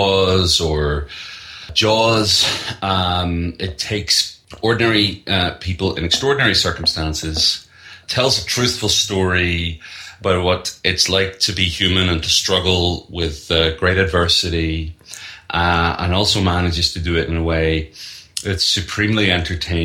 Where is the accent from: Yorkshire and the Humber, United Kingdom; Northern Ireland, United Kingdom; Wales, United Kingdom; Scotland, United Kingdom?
Northern Ireland, United Kingdom; moved away as an adult; now in United States; I'm from Northern Ireland. I've been living in the U.S. for the last 6 years